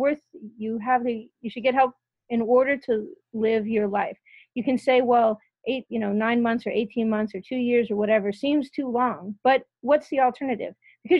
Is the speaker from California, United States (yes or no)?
yes; California, United States; I come from California